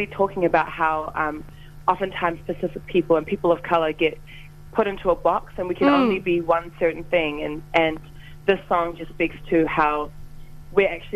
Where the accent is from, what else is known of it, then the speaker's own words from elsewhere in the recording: New Zealand; a Samoan person, a person of color, growing up in New Zealand